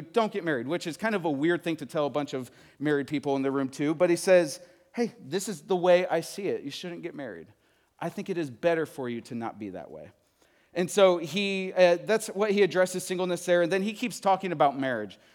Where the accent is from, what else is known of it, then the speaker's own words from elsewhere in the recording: Midwest, United States; moved away as an adult; also born or lived in Texas; I am from the Midwest. I moved to Texas to go to college